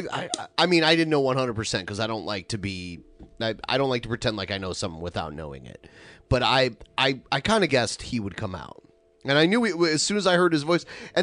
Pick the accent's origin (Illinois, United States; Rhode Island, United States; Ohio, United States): Ohio, United States; Toledo; Even when I was a kid, growing up in Toledo, we got all the Detroit stations.